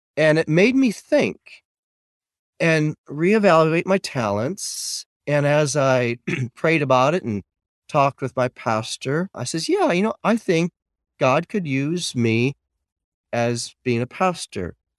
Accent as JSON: {"language": "English", "region": "Michigan", "country": "United States", "tie": "born or raised there", "moved": "yes", "lives_now": "Plano, United States", "said": "I grew up in Michigan on a farm."}